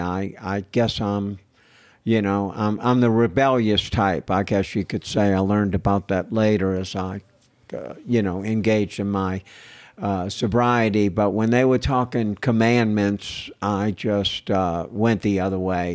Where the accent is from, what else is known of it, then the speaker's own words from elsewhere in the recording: New Orleans, Louisiana, United States; now in Austin, United States; I was born and raised in New Orleans, Louisiana